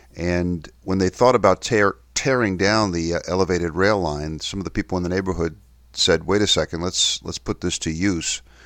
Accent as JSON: {"language": "English", "town": "New York City", "region": "New York", "country": "United States", "tie": "born or raised there", "also_born_or_lived": "Kensington and Chelsea, London", "moved": "yes", "said": "my hometown in New York City"}